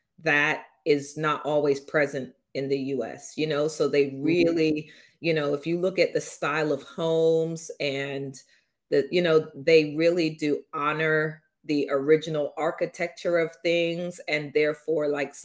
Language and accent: English; London, United Kingdom; now in New York, United States; NW10 is the actual zip code for where I grew up in London